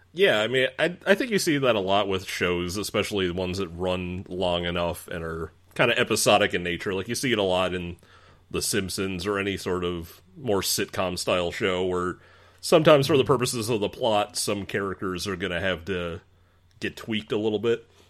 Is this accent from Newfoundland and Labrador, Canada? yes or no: yes; Newfoundland and Labrador, Canada; moved away; I'm originally from Newfoundland